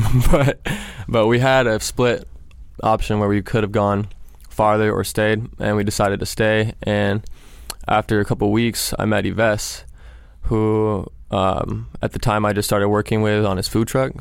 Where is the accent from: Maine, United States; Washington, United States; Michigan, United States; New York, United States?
Washington, United States; Seattle; moved away as an adult; now in New Orleans, United States; I'm from Seattle. I grew up there